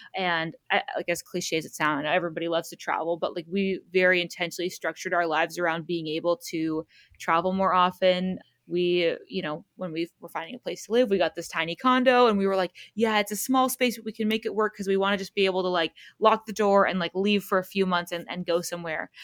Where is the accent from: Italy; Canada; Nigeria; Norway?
Canada; Southern Ontario; we're from Southern Ontario